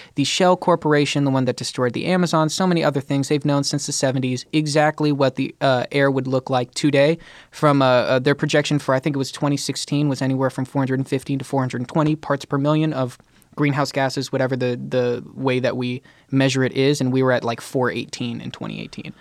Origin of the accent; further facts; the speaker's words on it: California, United States; As a Californian, my entire life